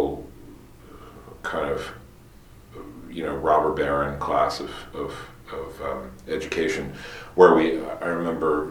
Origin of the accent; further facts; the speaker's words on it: Bryn Mawr, Pennsylvania, United States; also born or lived in New York; I was born outside of Philadelphia in Bryn Mawr, western suburbs, and kind of spent most of my childhood out there.